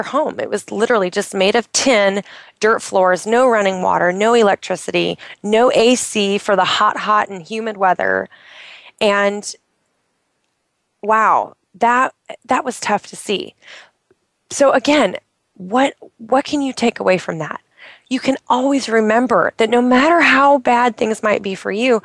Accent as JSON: {"language": "English", "region": "Oregon", "country": "United States", "tie": "born or raised there", "moved": "yes", "said": "I'm in Oregon. I'm in my home state where I grew up"}